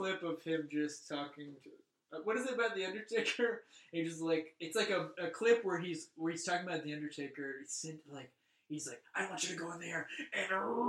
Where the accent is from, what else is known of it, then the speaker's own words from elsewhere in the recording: rural Louisiana, United States; now in Los Angeles, United States; I'm from the South, and I was telling a story about growing up in the South and how I had, at one point, owned a Confederate flag. Just because I was a teen in Louisiana, rural Louisiana.